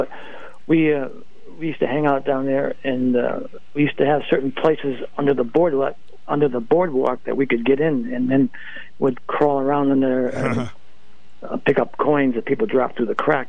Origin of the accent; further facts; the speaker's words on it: Norwich, Connecticut, United States; also born or lived in New London, Connecticut; My father was building a house up here in Norwich. I grew up in Norwich, but we spent a year down there.